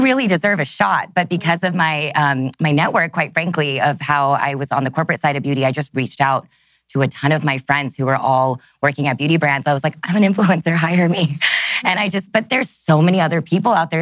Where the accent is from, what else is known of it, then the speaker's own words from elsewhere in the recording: Texas, United States; I grew up in Texas